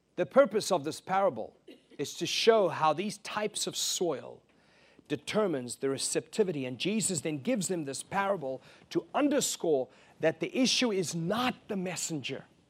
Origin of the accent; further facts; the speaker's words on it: South Africa; moved away; I was raised in South Africa